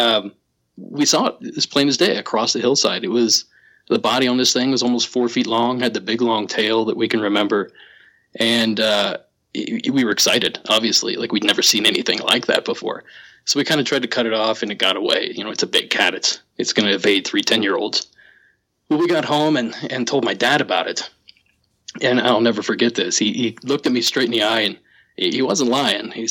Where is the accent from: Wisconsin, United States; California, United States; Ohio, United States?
Ohio, United States; Southeast; I grew up in Southeast Ohio